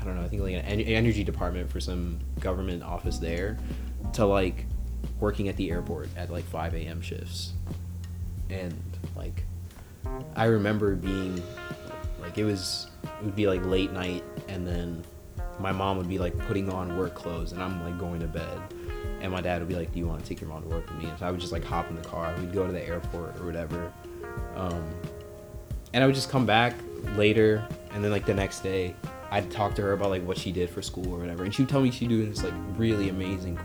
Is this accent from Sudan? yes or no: yes; Sudan; now in United States; I was born in Sudan, in North Africa.